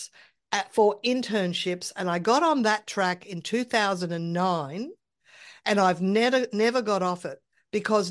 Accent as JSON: {"language": "English", "town": "Brisbane", "region": "Queensland", "country": "Australia", "tie": "born or raised there", "also_born_or_lived": "Sydney", "moved": "as an adult", "said": "I wanted to move back to my hometown in another state because I like the weather better here in Brisbane"}